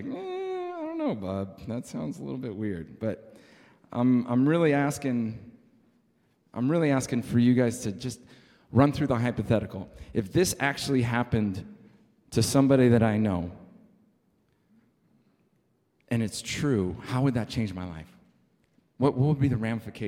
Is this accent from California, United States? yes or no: yes; San Diego, California, United States; moved away; I was born and raised in San Diego